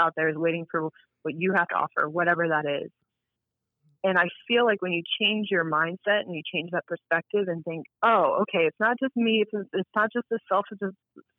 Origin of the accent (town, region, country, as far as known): Cincinnati, Ohio, United States; born or raised there